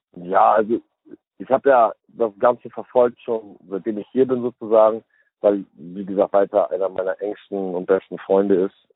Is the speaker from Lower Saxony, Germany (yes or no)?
no; Hamburg, Germany; moved away as an adult; now in United States; ich komme aus Hamburg